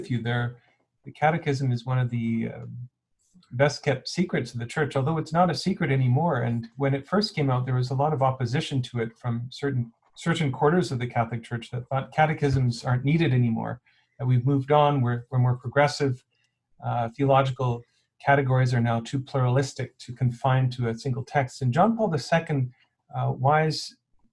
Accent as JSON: {"language": "English", "town": "Saskatoon", "region": "Saskatchewan", "country": "Canada", "tie": "born or raised there", "also_born_or_lived": "Winnipeg", "moved": "yes", "lives_now": "Edmonton, Canada", "said": "I grew up in Saskatoon"}